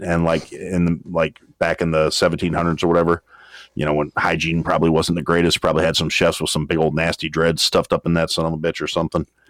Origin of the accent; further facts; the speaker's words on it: Wisconsin, United States; that that's my hometown, and uh, that's where I is from